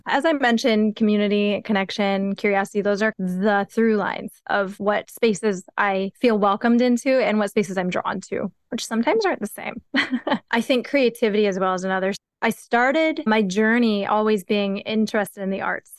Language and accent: English; Midwest / Rust Belt, United States; also born or lived in Korea; I was raised in the Midwest of North America, although the Rust Belt apparently is the better distinction